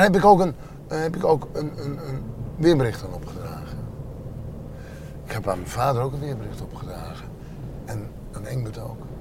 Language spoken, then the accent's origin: Dutch; Friesland, Netherlands; born or raised there